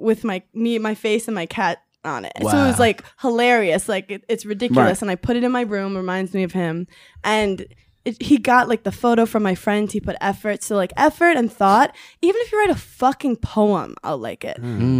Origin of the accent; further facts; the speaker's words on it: New York City, New York, United States; I grew up in Brooklyn